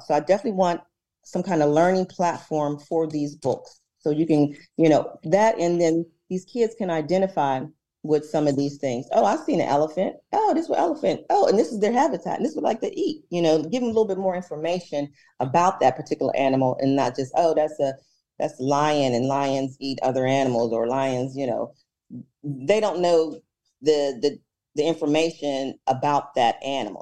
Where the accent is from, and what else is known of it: Pittsburgh, Pennsylvania, United States; born or raised there